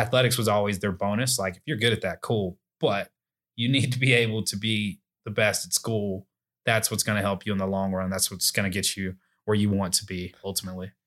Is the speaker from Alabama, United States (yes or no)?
yes; Alabaster, Alabama, United States; I grew up in Alabaster, Alabama